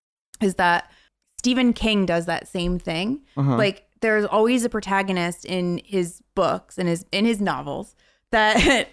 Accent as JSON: {"language": "English", "country": "Ireland", "said": "as an Irish Catholic woman"}